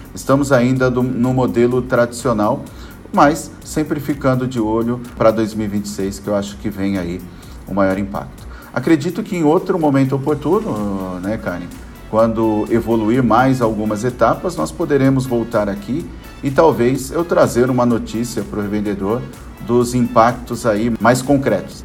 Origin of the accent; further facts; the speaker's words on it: Brazil; como um bom brasileiro